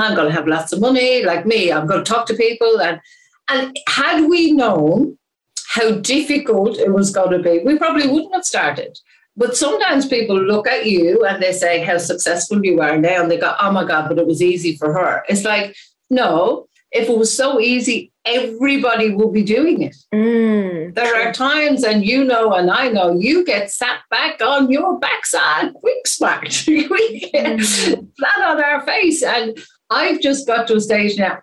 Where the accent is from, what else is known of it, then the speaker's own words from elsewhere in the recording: Ireland; I am Irish